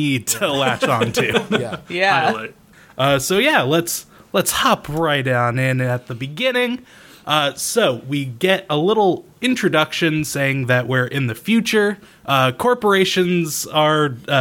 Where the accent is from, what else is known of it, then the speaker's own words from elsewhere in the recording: Newport, Rhode Island, United States; It's the city of Newport City, which is it strikes close to home because that's my hometown